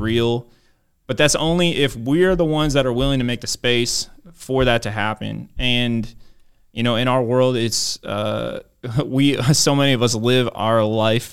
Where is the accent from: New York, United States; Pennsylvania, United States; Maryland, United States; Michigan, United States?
Maryland, United States; I grew up in Maryland